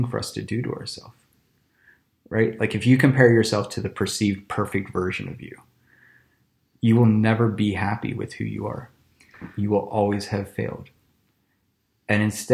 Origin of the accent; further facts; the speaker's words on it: United States; growing up in America